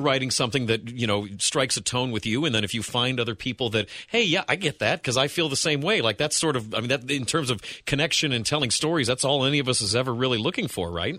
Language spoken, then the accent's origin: English; Wellington, Ohio, United States; now in Cincinnati, United States; I grew up in Wellington, which is in Lorain County